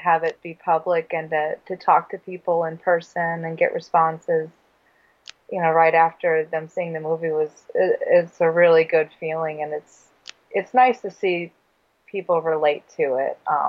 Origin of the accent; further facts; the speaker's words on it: Neenah, Wisconsin, United States; also born or lived in Grand Rapids, Michigan / Madison, Wisconsin / Door County, Wisconsin; I was born in Michigan in Grand Rapids, but I've lived in Wisconsin since I was like 2 years old.